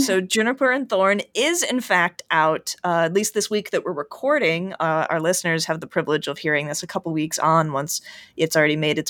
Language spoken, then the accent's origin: English; Midwest, United States; now in Chicago, United States; I'm from the Midwest and grew up in the late 80s and early 90s